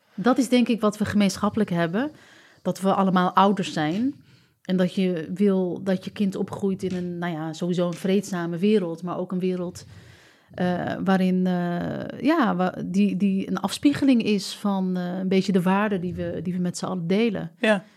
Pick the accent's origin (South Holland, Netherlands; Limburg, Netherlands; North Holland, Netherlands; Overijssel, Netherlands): North Holland, Netherlands; Amsterdam; ons als Amsterdammers